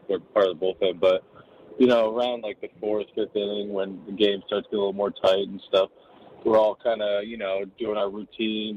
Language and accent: English; New York, United States; growing up in New York